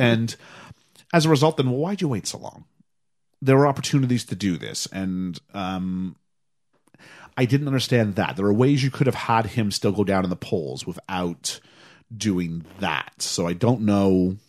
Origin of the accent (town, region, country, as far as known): Canada